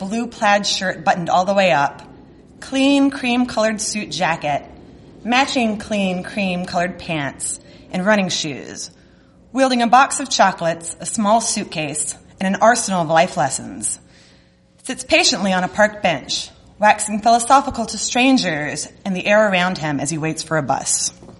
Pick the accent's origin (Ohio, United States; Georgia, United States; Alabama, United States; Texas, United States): Georgia, United States; Savannah; So I'm from Savannah, Georgia, where Forrest Gump was filmed.